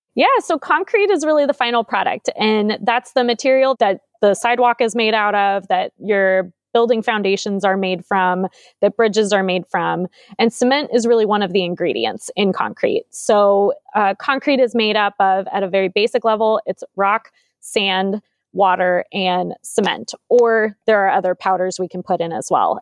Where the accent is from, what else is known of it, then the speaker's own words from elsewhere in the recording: San Jose, California, United States; born and raised in San Jose, I've lived here my whole life